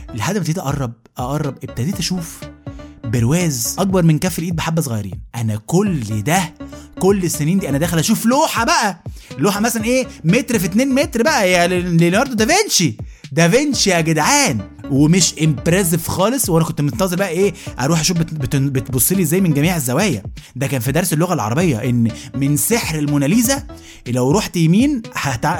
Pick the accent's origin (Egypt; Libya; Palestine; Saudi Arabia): Egypt; now in Jordan; أنا من مصر